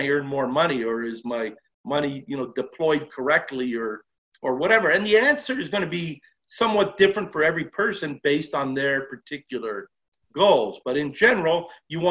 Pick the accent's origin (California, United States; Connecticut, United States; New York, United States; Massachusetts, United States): California, United States; Los Angeles; I was born and raised in Los Angeles